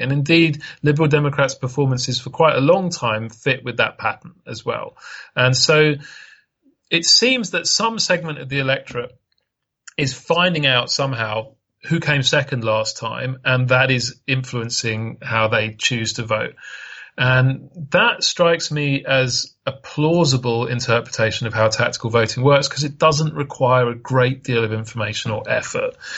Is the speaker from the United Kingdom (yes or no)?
yes; United Kingdom; when I was a young lad growing up in Britain